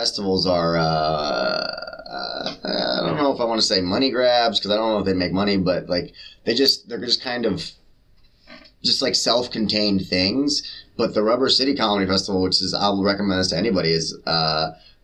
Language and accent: English; San Francisco, California, United States; now in New York, United States; San Francisco